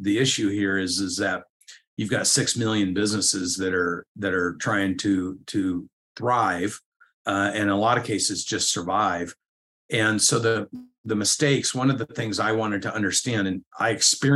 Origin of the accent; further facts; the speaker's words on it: Corvallis, Oregon, United States; moved away as an adult; also born or lived in Atlanta, Georgia; I moved from Corvallis, Oregon to Atlanta, Georgia